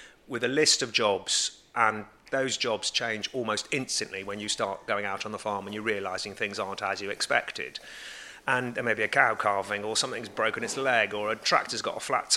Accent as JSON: {"language": "English", "country": "United Kingdom", "tie": "born or raised there", "said": "I've been born and brought up on this farm all of my life."}